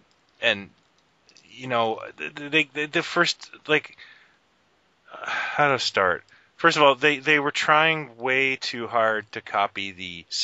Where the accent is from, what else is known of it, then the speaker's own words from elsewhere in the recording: Canada; I'm Canadian